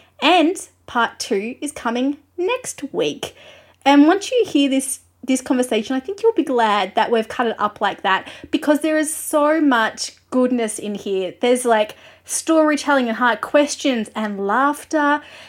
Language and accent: English; Australia; I'm an Australian music journalist.